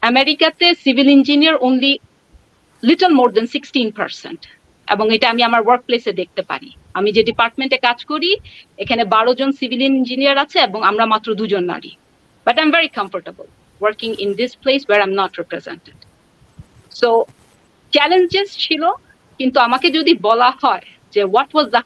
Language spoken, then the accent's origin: Bangla; Bangladesh; আমি ঢাকা ইউনিভার্সিটি থেকে বাংলাদেশ থেকে এসেছি দু সপ্তাহ আগে আমার আন্ডারগ্রাড কমপ্লিট করেছি